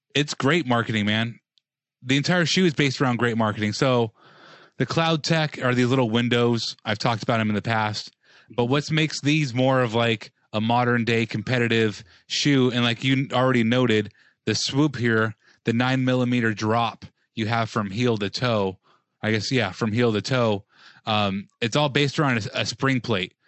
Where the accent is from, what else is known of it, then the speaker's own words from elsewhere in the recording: Las Vegas, Nevada, United States; I'm from Vegas